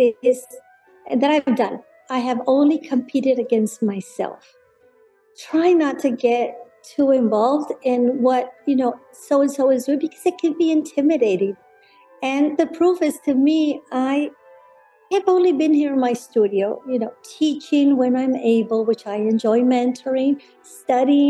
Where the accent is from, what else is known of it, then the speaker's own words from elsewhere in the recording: Monterrey, Nuevo León, Mexico; moved away as an adult; now in San Antonio, United States; I was born and raised in Monterrey, in a place called Monterrey, Nuevo León, Mexico, in a place called San Pedro Garza García